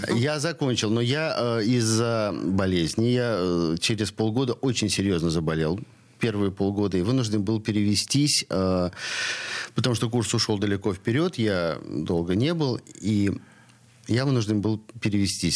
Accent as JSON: {"language": "Russian", "region": "Saint Petersburg", "country": "Russia", "tie": "born or raised there", "said": "я коренной ленинградец и всю жизнь живу, несмотря на то, что родился на Васильевском, я всю жизнь живу здесь, в Петроградском районе"}